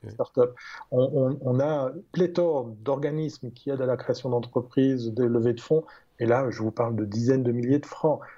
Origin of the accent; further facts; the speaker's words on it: Switzerland; je ne suis, pas peu fier en tant que Suisse